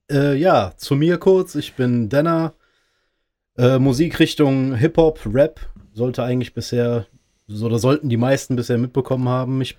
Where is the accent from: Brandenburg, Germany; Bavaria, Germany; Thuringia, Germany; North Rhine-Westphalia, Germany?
North Rhine-Westphalia, Germany; Bergisch Gladbach; Nee, ich komme ich komm aus NRW, ja, aber ich äh, aus Bergisch Gladbach